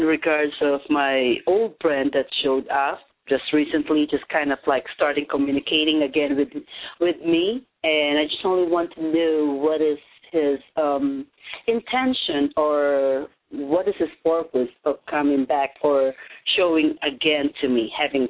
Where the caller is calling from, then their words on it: Arizona, United States; I'm calling from Arizona.